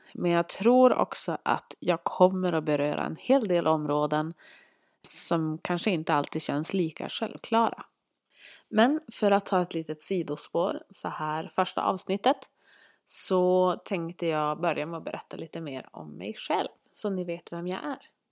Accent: Norrland, Sweden; accent: Norrland dialect; Vi bor tillsammans uppe i Norrland, vilket ni kanske hör på min dialekt

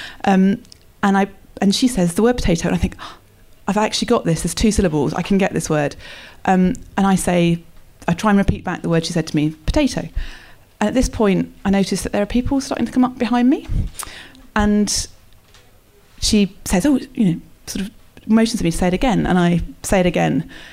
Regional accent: England, United Kingdom; moved away as an adult; also born or lived in China; I'm English

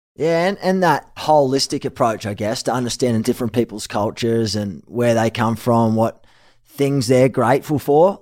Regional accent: Sydney, New South Wales, Australia; moved away; also born or lived in Gold Coast / Manly; I was born in Sydney before I moved to the Gold Coast. My family lived in Manly.

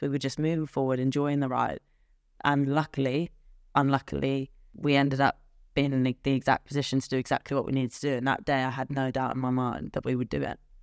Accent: England, United Kingdom; I'm typically English.

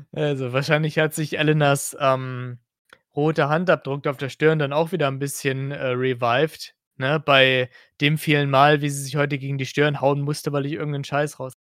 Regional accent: Hesse, Germany; ich bin kein Sachs, ich bin eigentlich Hesse

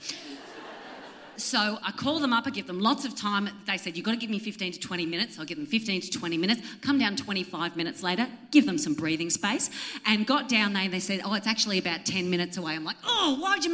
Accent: Central Coast, New South Wales, Australia; moved away; also born or lived in Melbourne; And I'm from the Central Coast.

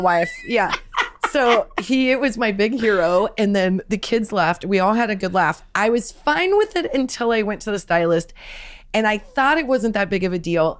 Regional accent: Nebraska, United States; growing up in Nebraska, my mom was a teacher

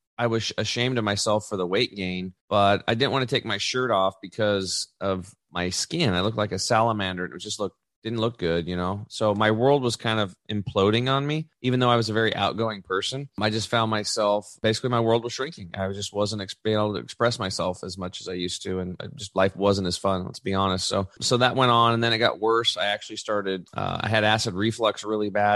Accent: La Grande, Oregon, United States; in Eastern Oregon in my hometown, LeGrand

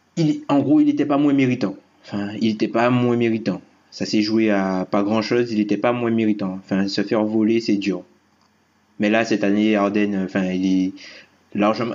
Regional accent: Guadeloupe; Je suis Guadeloupéen

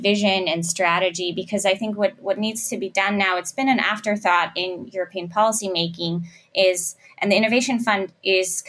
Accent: Germany; I'm from Germany

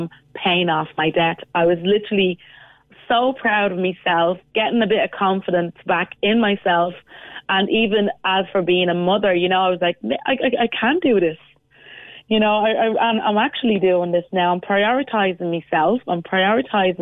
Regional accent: Cork Hill, Montserrat; moved away; I'm actually from a village in Montserrat, the Emerald Isle of the Caribbean, called Cork Hill Village.

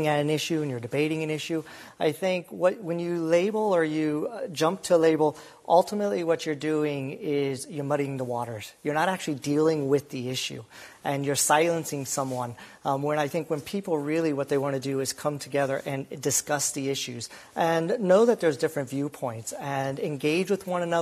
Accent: Iowa, United States; moved away as an adult; now in Ireland; I'm from Iowa

